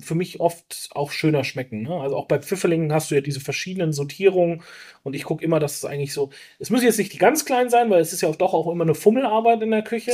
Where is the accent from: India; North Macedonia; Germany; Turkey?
Germany; Rhön, Franconia, Bavaria; also ich komme ja aus einer sehr ländlichen Region. Wir waren früher wirklich viel im Wald unterwegs mit meinen Eltern, mit meinen Großeltern.